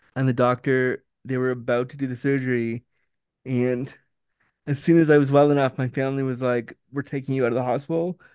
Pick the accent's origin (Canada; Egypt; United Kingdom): Canada; I'm from Canada